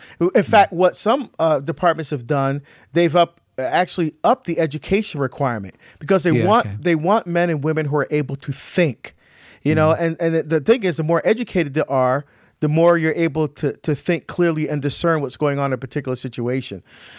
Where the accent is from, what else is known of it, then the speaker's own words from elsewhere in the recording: New Jersey, United States; also born or lived in Barbados; Yeah, so I was born in Barbados, actually. We immigrated to the United States, but and lived in the state of New Jersey, and was educated in Catholic grade school, high school, university, and graduate school, Catholic institutions.